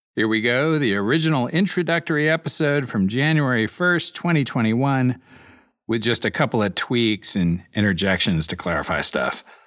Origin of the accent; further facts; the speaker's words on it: Iowa City, Iowa, United States; moved away as an adult; also born or lived in Chicago / Princeton, New Jersey; now in Austin, United States; I grew up in Iowa City in a family of New Yorkers and lived and worked in Chicago and Princeton, New Jersey before moving to Austin, Texas